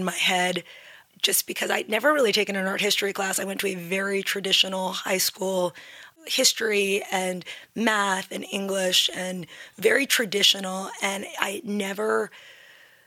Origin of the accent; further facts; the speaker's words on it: New York City, New York, United States; I grew up in New York City. I was born at NYU